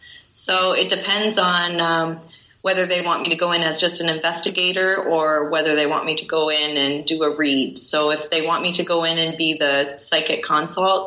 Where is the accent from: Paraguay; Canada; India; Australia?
Canada; Windsor, Ontario; moved away; I'm from Windsor, Ontario in Canada, and I worked with several teams over there